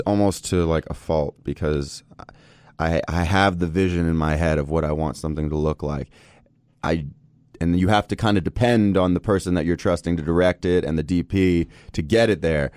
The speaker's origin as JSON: {"language": "English", "town": "Los Angeles", "region": "California", "country": "United States", "tie": "born or raised there", "also_born_or_lived": "New York City", "said": "born in New York. I grew up pretty much in Los Angeles"}